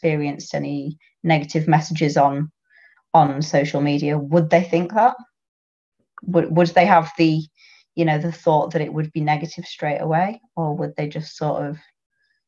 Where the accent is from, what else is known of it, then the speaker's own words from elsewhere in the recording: the north of England, United Kingdom; accent: northern; from my accent, you can tell I'm from up north.